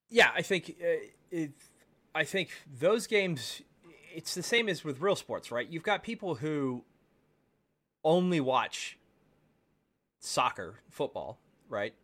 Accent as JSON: {"language": "English", "town": "Baltimore", "region": "Maryland", "country": "United States", "tie": "born or raised there", "moved": "yes", "lives_now": "Texas, United States", "said": "I grew up in Baltimore"}